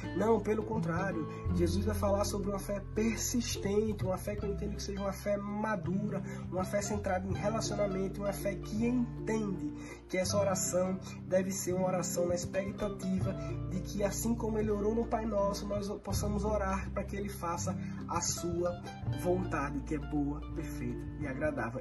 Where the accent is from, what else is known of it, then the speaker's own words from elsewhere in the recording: Maceió, Alagoas, Brazil; sou aqui de Maceió